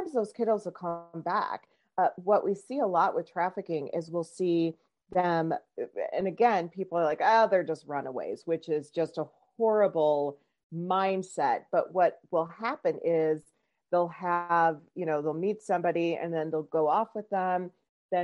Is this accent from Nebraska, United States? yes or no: yes; Omaha, Nebraska, United States; I'm from Omaha, Nebraska. That's where I live